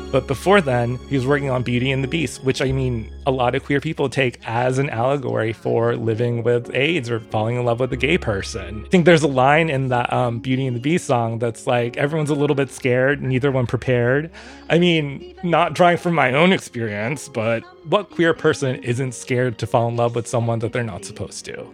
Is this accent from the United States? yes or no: yes; Orange County, California, United States; I grew up in Orange County, California, 20 minutes away from Disneyland.